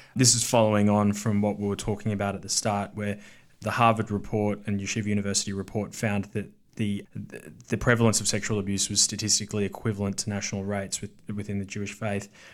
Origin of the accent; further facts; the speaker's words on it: Victoria, Australia; moved away; from my home state of Victoria